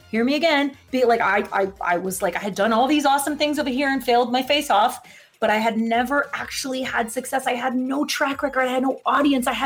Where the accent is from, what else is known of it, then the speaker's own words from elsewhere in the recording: Florida, United States; We're from Florida. We don't know what this is even